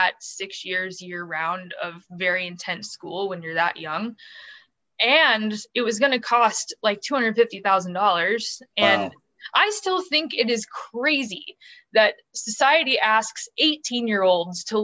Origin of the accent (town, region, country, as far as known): St. Louis, Missouri, United States; born or raised there; also born or lived in Springfield, Missouri